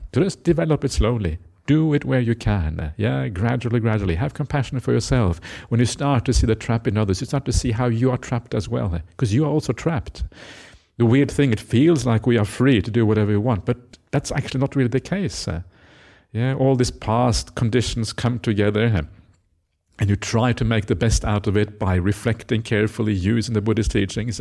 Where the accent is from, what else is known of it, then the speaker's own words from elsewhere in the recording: Norway; moved away; I grew up in Norway